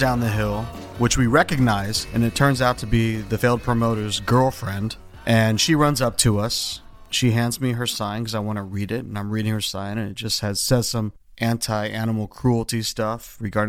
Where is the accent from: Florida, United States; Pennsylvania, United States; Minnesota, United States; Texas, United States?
Pennsylvania, United States; Philadelphia; I'm like this mustachioed 21-year-old guy from Philly, half Filipino looking dude